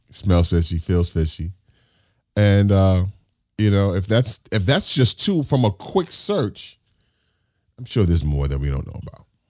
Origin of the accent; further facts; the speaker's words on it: New York City, New York, United States; I grew up here in New York City.